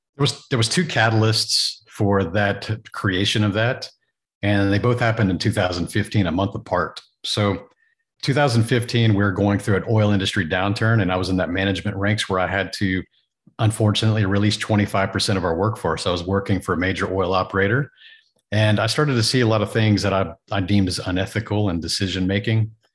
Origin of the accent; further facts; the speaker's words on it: Texas, United States; growing up in Texas